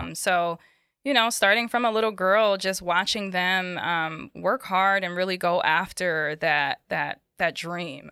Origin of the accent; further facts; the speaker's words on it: Bridgeport, Connecticut, United States; also born or lived in Norwalk, Connecticut / Queens, New York; I was born in Narwhal, Connecticut. I grew up in Bridgeport